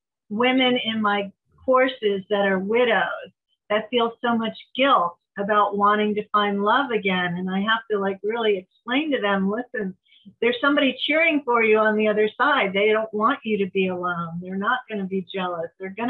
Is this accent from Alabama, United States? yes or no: no; San Diego, California, United States; I was from San Diego.